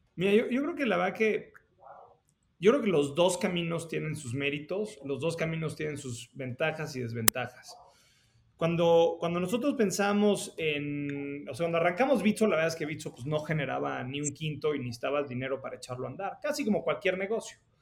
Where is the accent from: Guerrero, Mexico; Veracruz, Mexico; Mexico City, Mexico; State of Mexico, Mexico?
Mexico City, Mexico; moved away as an adult; also born or lived in San Francisco, United States; yo nací en, en la Ciudad de México, fui al colegio alemán este, y luego terminé la, la prepa en el colegio americano